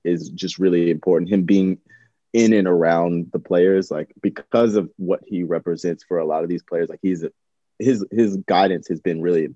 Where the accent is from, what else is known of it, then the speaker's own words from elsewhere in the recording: United States; as an American